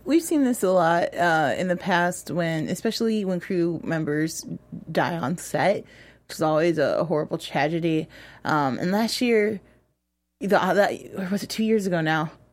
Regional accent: Chicago, Illinois, United States; I'm from Chicago

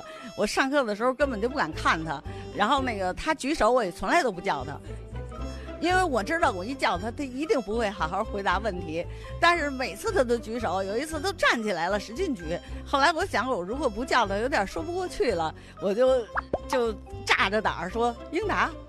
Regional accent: Beijing, China; born there; 北京市东城区有一条住过许多名人的胡同，那就是史家胡同。我就是在那个院子出生的。

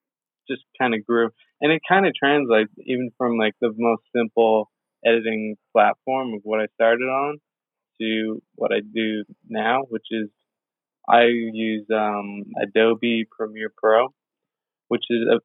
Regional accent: Victoria, British Columbia, Canada; I was born and raised here in Victoria, BC.

